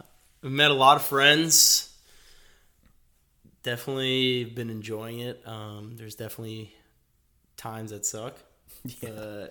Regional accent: Fort Lauderdale, Florida, United States; Originally from Fort Lauderdale. My family is originally from Peru.

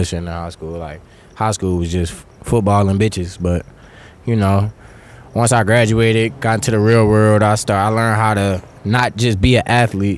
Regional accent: Beaumont, Texas, United States; I'm originally from Beaumont

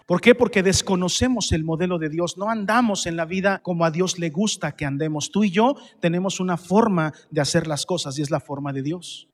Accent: Mexico

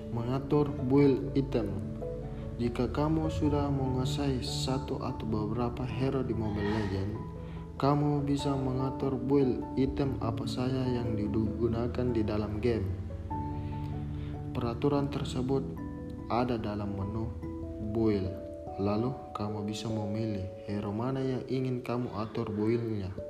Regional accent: Makassar, South Sulawesi, Indonesia; born there; Saya lahir keluarga sederhana di negara Indonesia pada tanggal 9 Januari 2001 di Provinsi Sulawesi Selatan, tepatnya di kota Makassar.

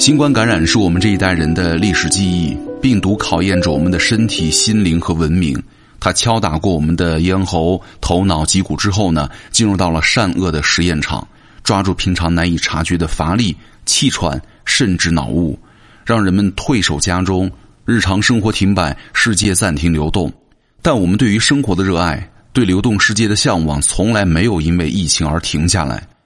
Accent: China; 我们中国人

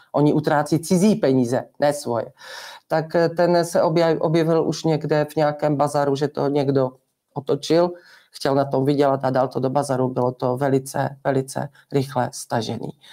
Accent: Czechia

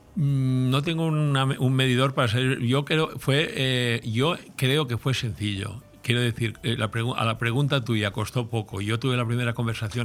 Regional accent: Altea, Valencian Community, Spain

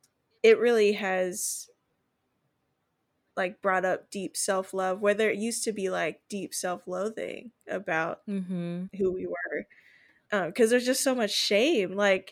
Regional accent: Ghana; But I think this time around, I'm like, oh, I am unapologetically Ghanaian and I love it.

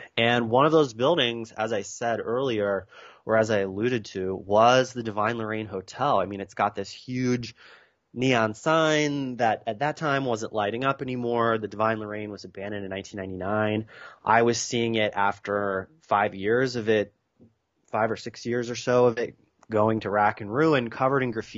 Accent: Lancaster County, Pennsylvania, United States; now in California, United States; I grew up in Lancaster County in the heart of Amish Dutch country.

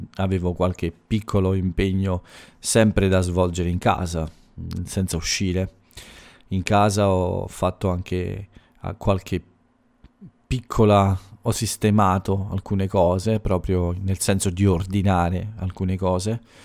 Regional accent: Italy

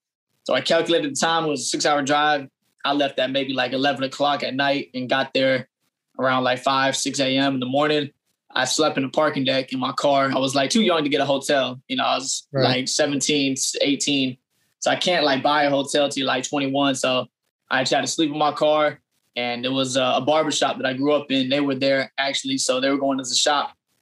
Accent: Fayetteville, North Carolina, United States; now in Atlanta, United States; So I'm from Fayetteville, North Carolina. My dad is military. So how we got there, he just retired this year for 27 years. And we got there when I was about in sixth grade. So I spent 10 years in Fayetteville before coming to Atlanta.

